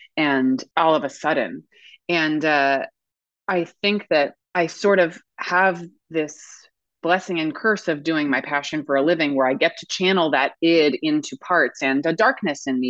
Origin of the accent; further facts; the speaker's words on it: United States; also born or lived in New York / Connecticut; I grew up in New York and then Connecticut